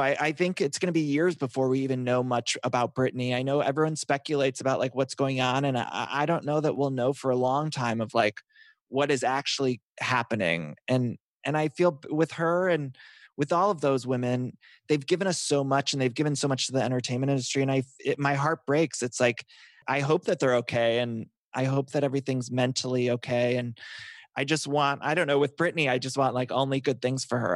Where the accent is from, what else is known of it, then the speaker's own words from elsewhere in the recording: Ohio, United States; I'm from Ohio